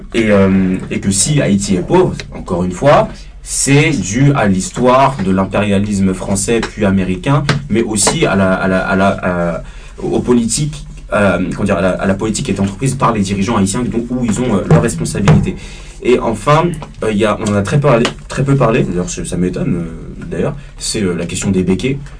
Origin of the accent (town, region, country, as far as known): Paris suburbs, Île-de-France, France; born or raised there